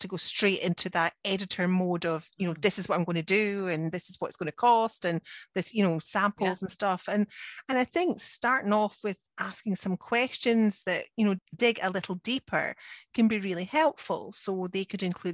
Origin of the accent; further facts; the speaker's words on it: Scotland, United Kingdom; I'm the Scottish one